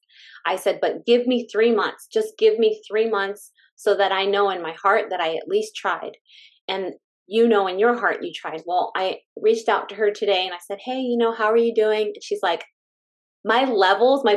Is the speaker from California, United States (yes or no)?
yes; California, United States; moved away; we're from California. I'm just saying, we're from California